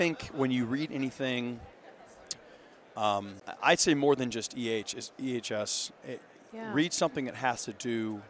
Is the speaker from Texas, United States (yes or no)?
yes; Austin, Texas, United States; I'm from Austin